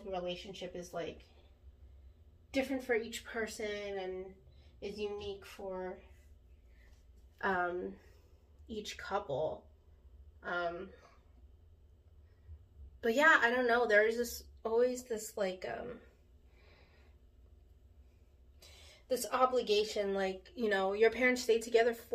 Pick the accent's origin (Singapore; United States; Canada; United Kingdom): United States; I'm a Filipino American, but of course I very much identify with Filipino culture and Filipino people.